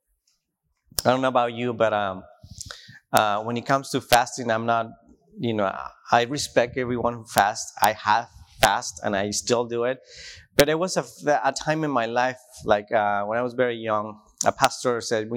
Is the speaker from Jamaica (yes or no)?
no; Tijuana, Baja California, Mexico; English is a second language; moved away as an adult; now in Washington, United States; I grew up in Tijuana, and it's a desert place